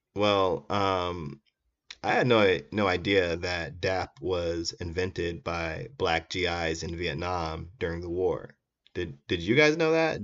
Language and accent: English; Iowa, United States; my home state of Iowa